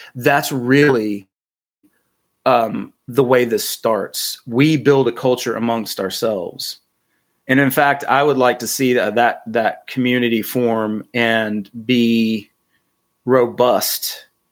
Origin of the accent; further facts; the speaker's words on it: North Carolina, United States; I'm from North Carolina